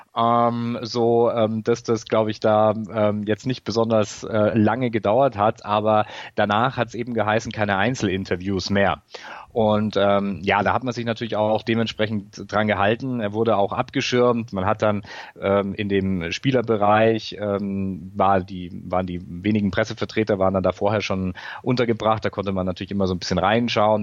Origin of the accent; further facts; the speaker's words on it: Bavaria, Germany; ich komme aus Bayern.